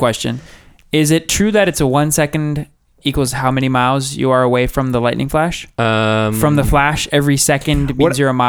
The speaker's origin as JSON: {"language": "English", "country": "Canada", "said": "I'm a Canadian."}